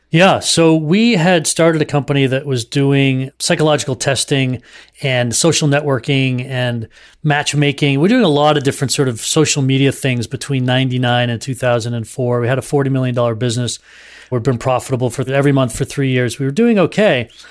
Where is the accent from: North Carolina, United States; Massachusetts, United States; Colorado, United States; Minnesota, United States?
Massachusetts, United States; Duxbury; also born or lived in southern New Hampshire; I grew up in the Boston area in southern New Hampshire in in Duxbury, Mass